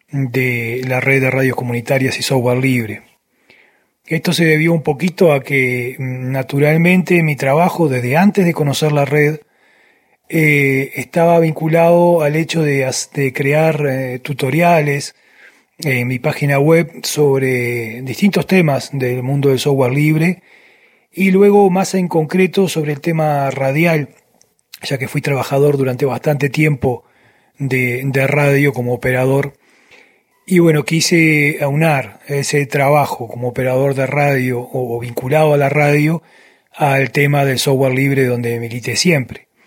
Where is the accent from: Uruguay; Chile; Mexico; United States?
Uruguay; now in Venezuela; soy un uruguayo viviendo hace tiempo, ya hace unos años en Venezuela.